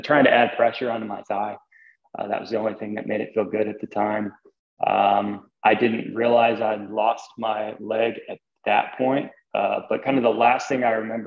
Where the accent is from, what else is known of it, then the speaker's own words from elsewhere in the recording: Stilwell, Kansas, United States; I grew up in a place called Stillwell, Kansas